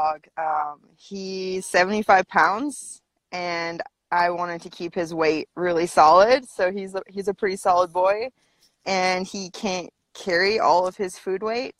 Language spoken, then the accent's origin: English; Vancouver Island, British Columbia, Canada; also born or lived in Squamish, British Columbia; I'm from BC. I grew up on Vancouver Island